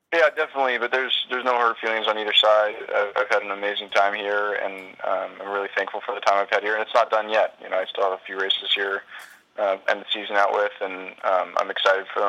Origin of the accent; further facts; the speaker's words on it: United States; moved away as an adult; even though I'll be living in Europe, I'm still American